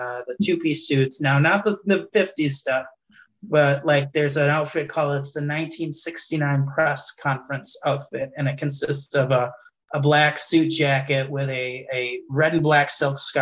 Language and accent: English; Wisconsin, United States; Wisconsin, I love my hometown audience